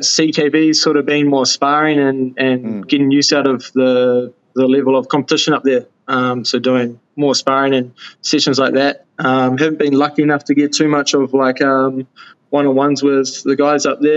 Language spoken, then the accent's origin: English; New Zealand; I started off in my hometown, still here